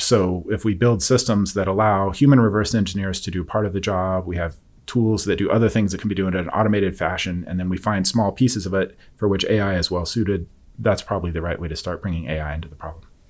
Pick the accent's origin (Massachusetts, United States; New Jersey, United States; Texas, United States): Texas, United States; Forney; I'm from near the Dallas area, a small town called Forney